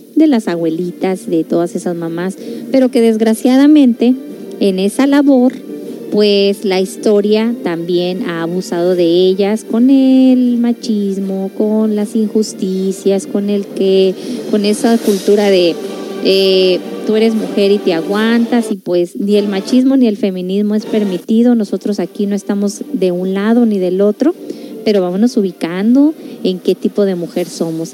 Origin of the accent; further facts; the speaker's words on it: La Paz, Baja California Sur, Mexico; yo también soy norteñita, yo soy de La Paz, Baja California